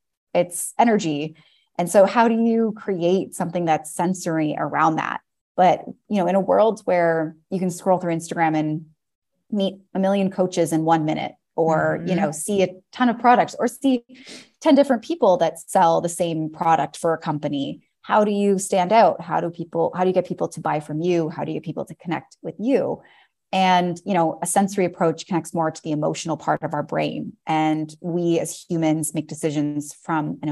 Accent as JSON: {"language": "English", "town": "Toronto", "region": "Ontario", "country": "Canada", "moved": "yes", "lives_now": "Paris, France", "said": "I'm from Toronto originally and now live in Paris, France."}